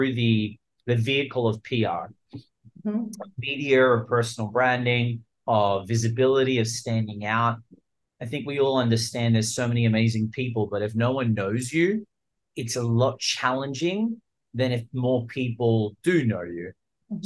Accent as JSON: {"language": "English", "country": "Australia", "tie": "born or raised there", "also_born_or_lived": "Los Angeles, United States", "accent": "Australian", "moved": "yes", "lives_now": "Miami, United States", "said": "I was born in Australia. Let's clear up the Australian accent part"}